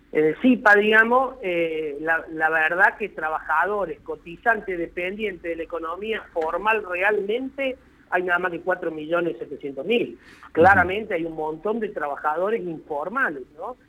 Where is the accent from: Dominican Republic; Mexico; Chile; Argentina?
Argentina